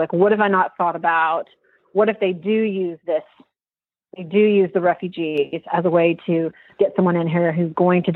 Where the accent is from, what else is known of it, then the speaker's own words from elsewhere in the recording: Texas, United States; moved away as an adult; also born or lived in Washington, D.C.; I went to work for then Governor George W. Bush in Texas, which is my home state. Went back home